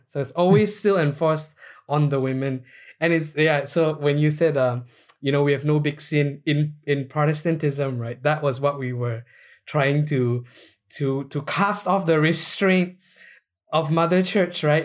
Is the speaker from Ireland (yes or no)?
no; Malaysia; we are Malaysian